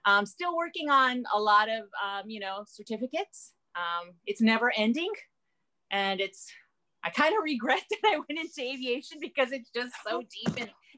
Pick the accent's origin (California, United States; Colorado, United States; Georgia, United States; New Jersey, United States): California, United States; born there; also born or lived in Japan; now in Hawaii, United States; I actually have been all around the world. I was born in California, and then I moved to Japan, and I lived there for 34 years.